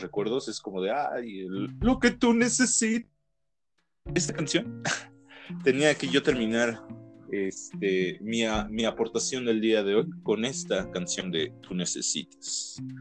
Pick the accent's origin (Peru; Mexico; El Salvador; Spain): Mexico; somos mexicanos